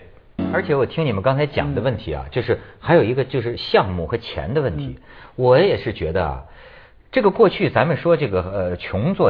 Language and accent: Chinese; China; 他们也很烦我们大陆人